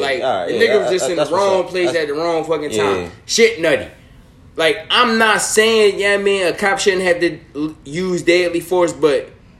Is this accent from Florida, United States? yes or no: no; Philadelphia, Pennsylvania, United States; I'm from North Philly. Shout out to North Philly. Susquehanna, Dolphin, GND